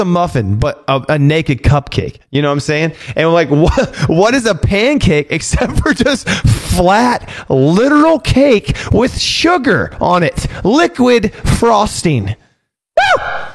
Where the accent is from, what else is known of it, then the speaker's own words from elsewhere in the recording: California, United States; I'm from California